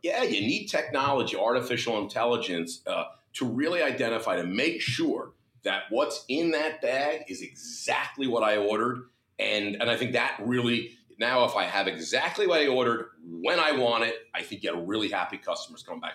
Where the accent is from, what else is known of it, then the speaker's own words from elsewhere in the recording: New Jersey, United States; my home state, the greatest state in the union